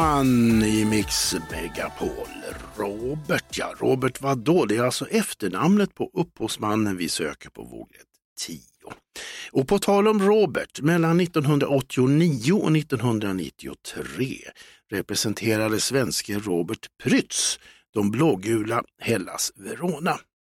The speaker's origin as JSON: {"language": "Swedish", "town": "Stockholm", "region": "Stockholm County", "country": "Sweden", "tie": "born or raised there", "said": "hemma i Hässelby"}